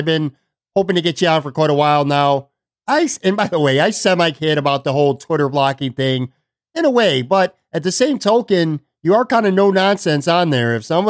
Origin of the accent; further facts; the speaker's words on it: Buffalo, New York, United States; moved away; I've actually traveled back to my hometown of Buffalo, New York for a couple days